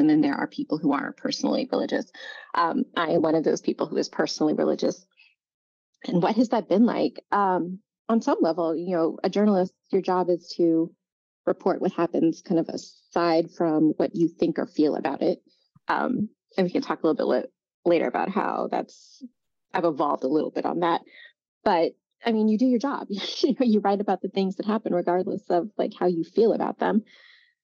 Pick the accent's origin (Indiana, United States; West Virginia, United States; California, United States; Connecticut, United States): Indiana, United States; I'm a native Hoosier. I'm from Indiana